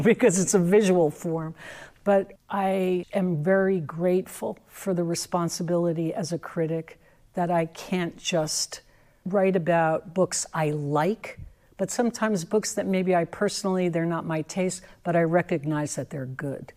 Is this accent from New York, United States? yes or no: yes; New York, United States; I'm a native New Yorker.